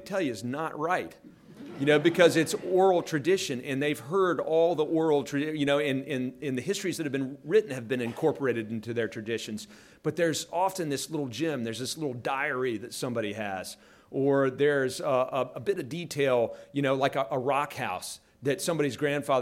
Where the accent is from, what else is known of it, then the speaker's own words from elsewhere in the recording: West Virginia, United States; I was from West Virginia